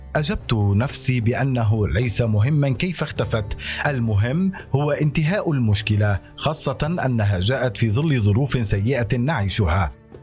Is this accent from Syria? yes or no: yes; Syria; now in Turkey; أننا كسوريين وعرب وكرد؟